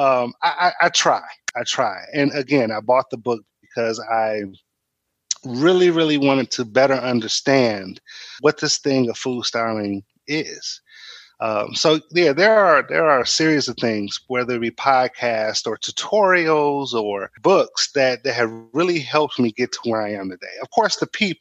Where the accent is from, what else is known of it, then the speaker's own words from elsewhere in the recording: Michigan, United States; I grew up in different, you know, parts of Michigan.